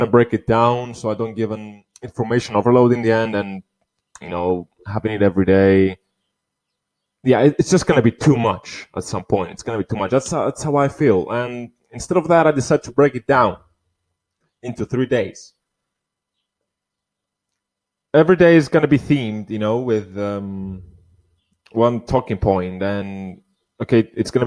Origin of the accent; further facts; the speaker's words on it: Cyprus; here in my hometown, my country where I was born, Cyprus.